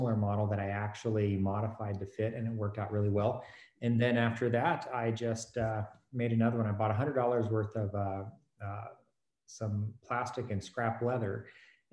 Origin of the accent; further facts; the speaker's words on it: Fort Smith, Arkansas, United States; moved away as an adult; I grew up in Arkansas, Fort Smith, Arkansas